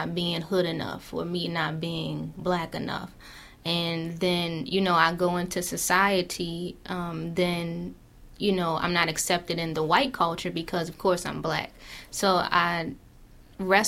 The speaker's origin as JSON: {"language": "English", "town": "Baltimore", "region": "Maryland", "country": "United States", "tie": "born or raised there", "said": "I grew up in West Baltimore, in the Sandtown area"}